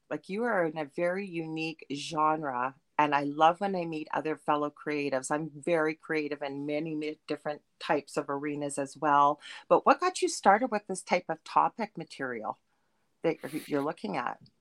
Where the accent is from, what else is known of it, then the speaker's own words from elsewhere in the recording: Thunder Bay, Ontario, Canada; I'm from Thunder Bay in Canada